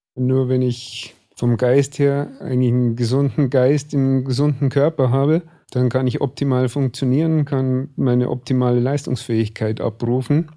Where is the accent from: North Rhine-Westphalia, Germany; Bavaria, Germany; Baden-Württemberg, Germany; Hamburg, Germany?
Bavaria, Germany; Starnberg; also born or lived in Chiemsee; Ich bin in Starnberg hier aufgewachsen